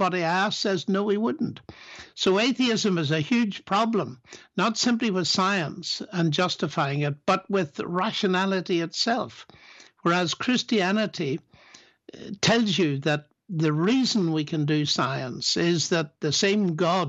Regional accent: Northern Ireland, United Kingdom; Sure. As you said, Northern Ireland was full of sectarian violence in my t

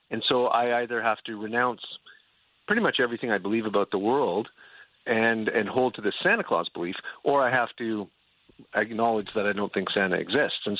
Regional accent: Canada; now in United States; well, I haven't had to shovel my driveway since I've been here, and I'm originally from Canada.

